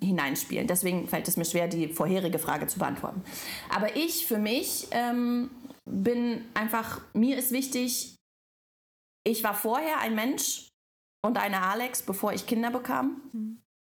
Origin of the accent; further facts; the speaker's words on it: Belarus; now in Germany; aber ich komme ja ursprünglich aus Weißrussland